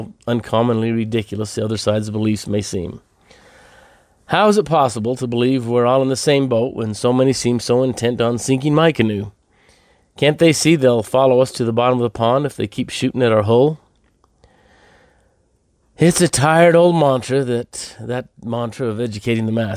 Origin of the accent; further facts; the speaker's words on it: Idaho, United States; my home state of Idaho